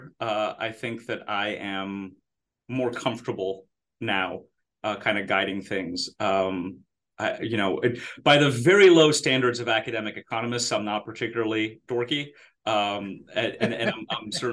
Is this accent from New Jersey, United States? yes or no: yes; East Brunswick, New Jersey, United States; also born or lived in Israel / Maryland; now in Texas, United States; I'd say I spent my formative years in New Jersey